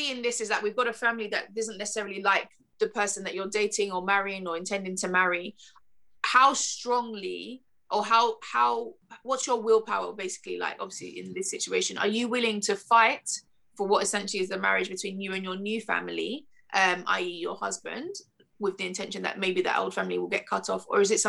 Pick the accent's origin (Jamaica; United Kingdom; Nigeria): Nigeria; even just being Nigerian